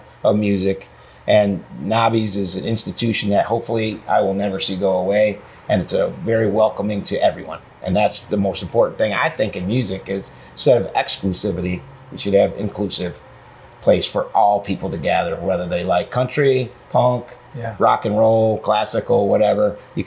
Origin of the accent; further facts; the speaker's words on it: near Ithaca, New York, United States; did most of the recordings right in Pyramid Studios in Ithaca, New York, which is right outside of my hometown as a kid